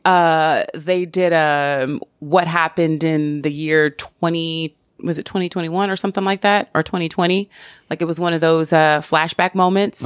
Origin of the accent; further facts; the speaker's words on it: the South, United States; I'm from the South